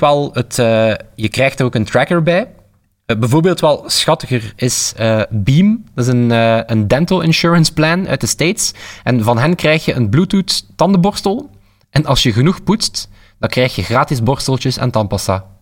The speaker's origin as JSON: {"language": "Dutch", "region": "Flanders", "country": "Belgium", "said": "we als Vlaming"}